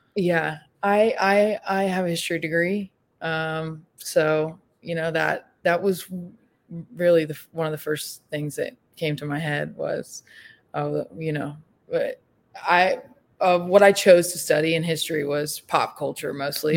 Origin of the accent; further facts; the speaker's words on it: Vestavia Hills, Alabama, United States; moved away as an adult; now in Memphis, United States; I am originally from uh, Vestavia Hills, graduated with Roland, um, and now I live in Memphis, Tennessee